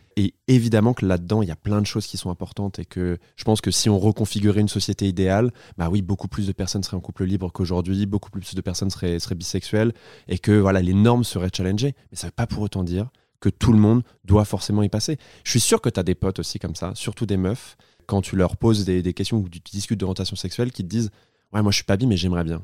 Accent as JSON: {"language": "French", "town": "Tours", "region": "Centre-Val de Loire", "country": "France", "also_born_or_lived": "Poitiers", "moved": "yes", "said": "je viens de Tours"}